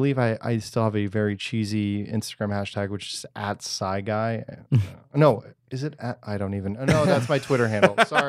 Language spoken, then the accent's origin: English; Germany; born there; I'm also not born of this land. I was born in Germany.